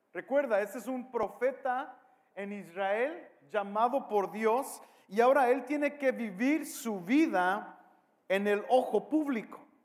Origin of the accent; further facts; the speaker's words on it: Mexico; soy mexicano